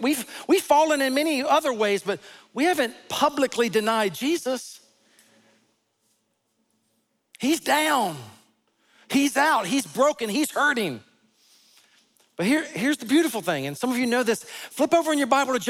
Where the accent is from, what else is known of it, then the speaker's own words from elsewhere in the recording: the South, United States; I was raised in the South